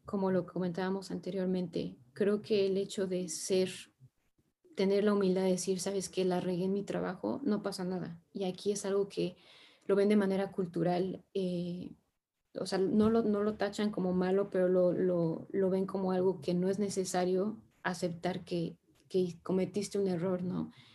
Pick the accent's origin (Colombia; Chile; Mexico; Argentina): Mexico; moved away as an adult; also born or lived in France; now in China; yo soy de México